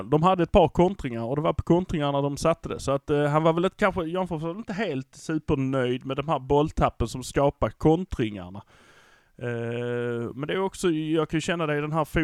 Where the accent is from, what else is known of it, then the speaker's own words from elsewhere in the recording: Malmö, Skåne, Sweden; vi brukar säga att vi är från Malmö.